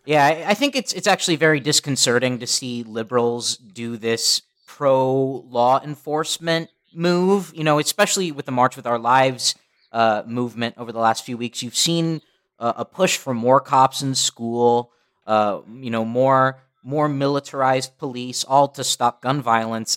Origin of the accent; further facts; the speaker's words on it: Los Angeles, California, United States; growing up in Los Angeles